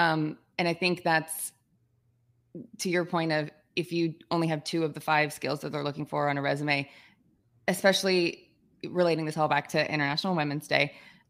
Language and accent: English; Georgia, United States; I'm being from Georgia. Georgia Southern's a team that it's very easy to follow.